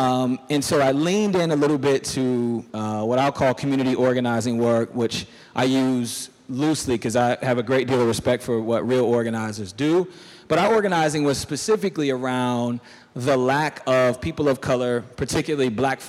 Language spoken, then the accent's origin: English; Durham, North Carolina, United States; I'm from Durham.